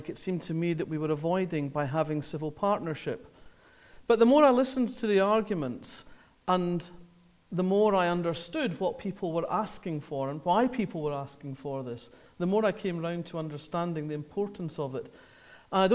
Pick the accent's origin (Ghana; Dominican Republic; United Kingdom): United Kingdom; Scotland; I grew up in Scotland, as you can probably tell